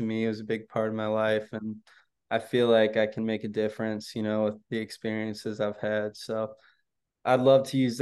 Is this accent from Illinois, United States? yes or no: yes; Chicago, Illinois, United States; my hometown team